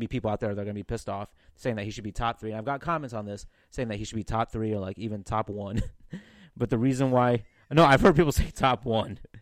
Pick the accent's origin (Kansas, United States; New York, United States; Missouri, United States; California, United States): Missouri, United States; St. Louis; I was born in North County, Saint Louis